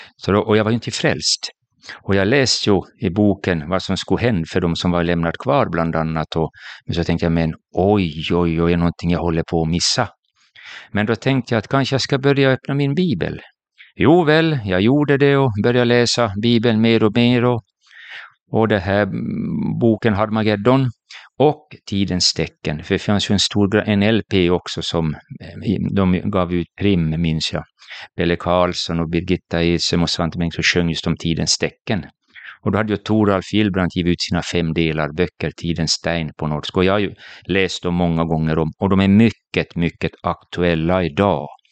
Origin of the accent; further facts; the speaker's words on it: Jakobstad, Ostrobothnia, Finland; jag är född i Finland, i Jakobstad, en liten stad vid västkusten